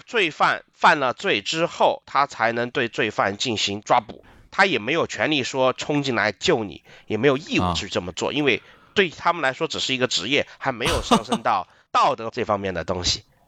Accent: Chengdu, Sichuan, China; now in Christchurch, New Zealand; 我是从成都出生，但是我现在住在新西兰的基督城克莱斯特彻奇

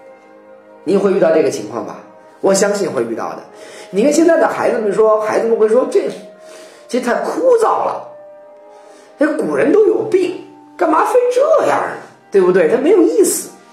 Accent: China; 我们中国人

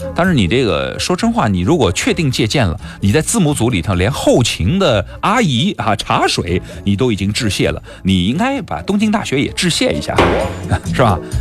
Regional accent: China; 我们中国人有句话叫做“中庸之道”

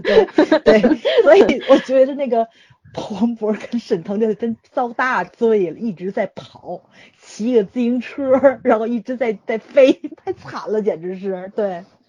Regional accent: China; 我作为一个中国人。

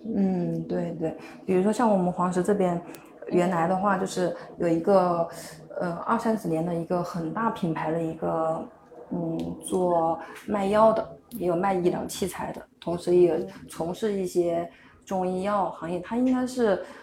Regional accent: Huangshi, Hubei, China; 我是湖北的

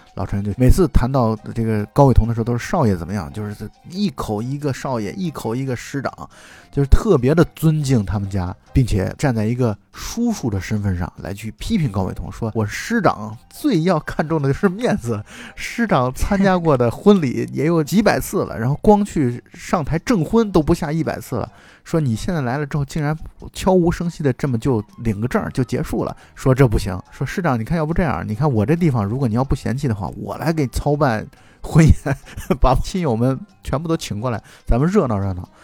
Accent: China; 我们中国人

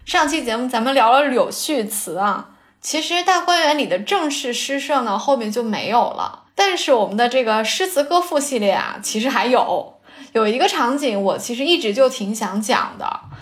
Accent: Jiangsu, China; 我是江苏的

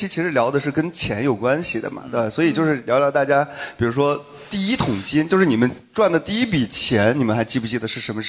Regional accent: Shanxi, China; 因为我山西人嘛，我们那边很多煤老板

